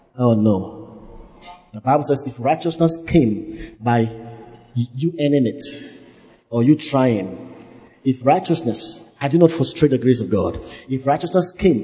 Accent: Cape Coast, Central Region, Ghana; I was born in Cape Coast

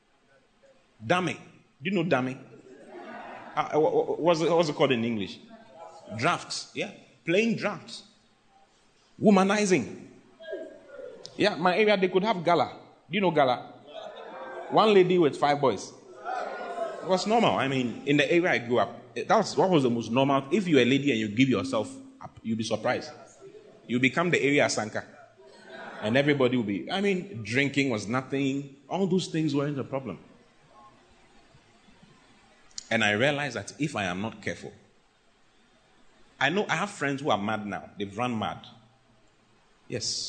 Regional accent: Accra, Greater Accra, Ghana; there's a principality in my area where I was raised in Accra.

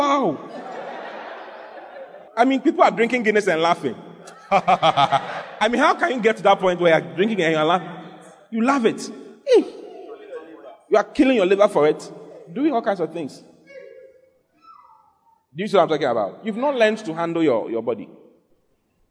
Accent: Ghana; my hometown, where my mother comes from, is the hometown where all gambling in Ghana comes from

